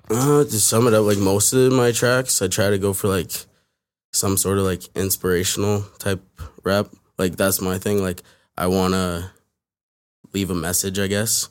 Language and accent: English; Toronto, Ontario, Canada; I grew up in, like, in Toronto, like, West End, near, like, Rogers Road